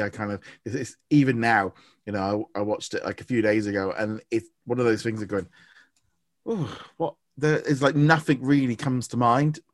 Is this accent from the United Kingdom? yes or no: yes; United Kingdom; I'm British